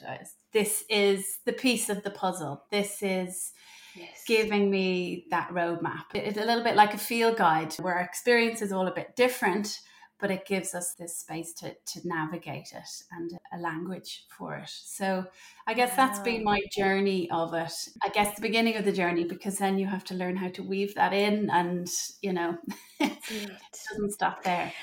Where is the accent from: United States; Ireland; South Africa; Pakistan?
Ireland; moved away as an adult; also born or lived in Germany; I'm from Ireland, and we moved back to Ireland while I was pregnant with my third